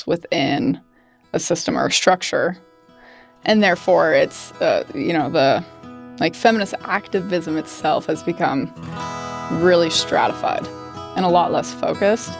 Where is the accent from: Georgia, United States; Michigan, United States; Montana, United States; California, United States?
Montana, United States; Great Falls; I grew up in Great Falls, Montana.